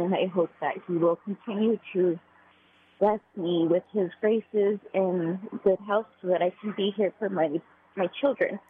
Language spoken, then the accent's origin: English; Severance, Colorado, United States; I'm actually from Severance, Colorado, but I'm in Philadelphia right now